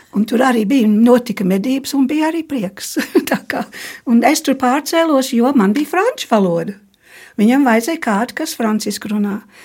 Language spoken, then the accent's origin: Latvian; near the Scottish border, northern England, United Kingdom; born or raised there; moved away as an adult; also born or lived in Germany; now in Latvia